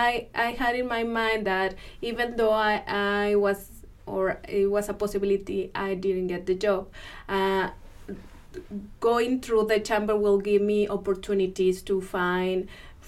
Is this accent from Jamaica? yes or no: no; Mexico; moved away as an adult; also born or lived in Monterrey, Mexico; now in Washington, Missouri, United States; I was born and raised in Mexico